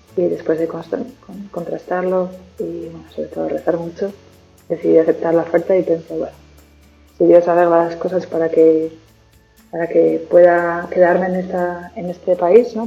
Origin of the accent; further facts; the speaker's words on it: Pamplona, Navarre, Spain; moved away as an adult; now in Perth, Australia; soy de Pamplona, aunque ya desde hace un par de años tengo también la nacionalidad australiana y ya llevo siete años viviendo en este país.